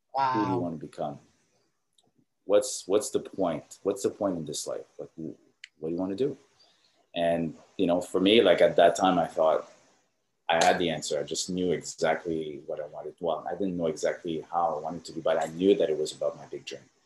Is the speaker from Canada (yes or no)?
yes; Canada; now in Orange County, United States; I'm Canadian